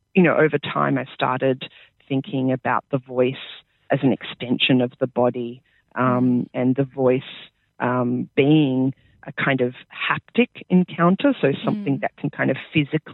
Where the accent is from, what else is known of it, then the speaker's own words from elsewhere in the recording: Sydney, New South Wales, Australia; moved away as an adult; now in Adelaide, Australia; I grew up in Sydney. I sort of grew up on Guringai and Darug lands